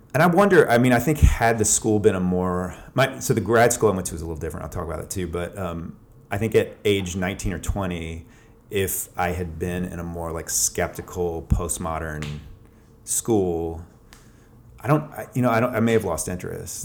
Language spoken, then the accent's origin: English; Atlanta, Georgia, United States; moved away as an adult; also born or lived in Boston, Massachusetts; now in Athens, United States; I grew up in Atlanta